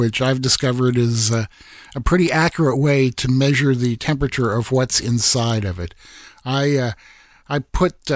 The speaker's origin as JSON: {"language": "English", "region": "Iowa", "country": "United States", "tie": "born or raised there", "said": "in my home state of Iowa"}